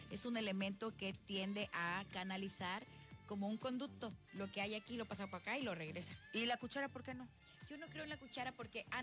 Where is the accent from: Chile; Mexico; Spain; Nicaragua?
Mexico; Tlacotalpan, Veracruz; yo soy de la cuenca, mana, yo soy de Tlacotalpa.